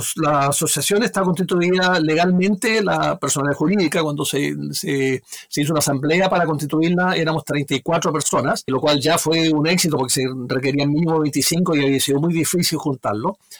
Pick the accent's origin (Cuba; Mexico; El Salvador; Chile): Chile; Magallanes y de la Antártica Chilena; yo soy magallánico, yo soy patagón.